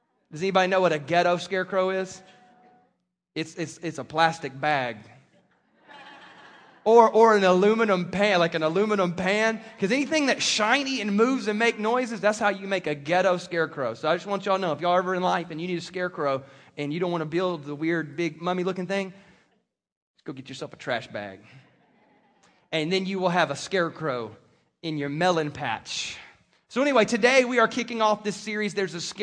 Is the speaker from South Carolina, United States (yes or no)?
yes; South Carolina, United States; moved away; I grew up in South Carolina, and my grandfather was a farmer and cattle rancher, and so I grew up around this stuff